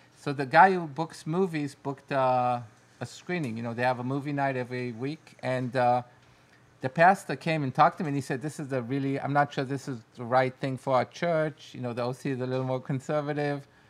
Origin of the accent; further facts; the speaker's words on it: Israel; English is a second language; we're from Israel